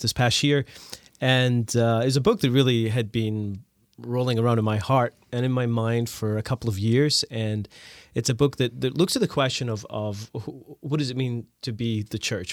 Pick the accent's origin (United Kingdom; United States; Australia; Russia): United Kingdom; Scotland; moved away; also born or lived in Canada; I grew up in Scotland. We moved to Canada